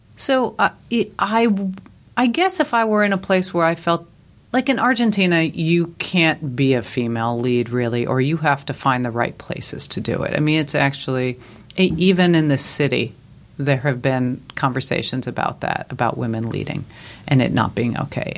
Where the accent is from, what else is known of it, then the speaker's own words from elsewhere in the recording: New York, United States; moved away; I grew up in New York, which is true.